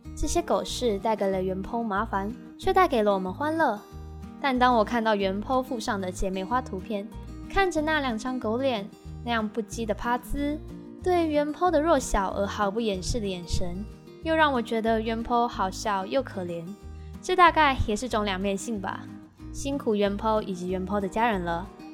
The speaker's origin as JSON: {"language": "Chinese", "country": "Taiwan", "said": "身为台湾人，从小的教育不一定有 A、B、C， 但一定有 Pokemon"}